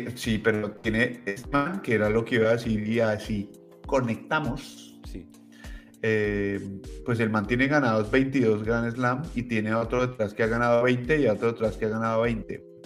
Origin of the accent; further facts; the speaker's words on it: Colombia; moved away; cuando era pequeño en Colombia